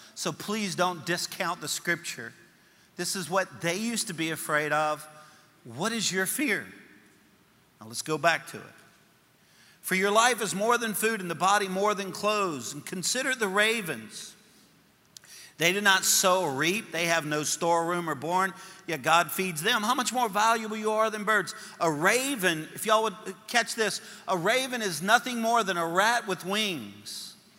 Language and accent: English; Louisiana, United States; I'm a Cajun from Louisiana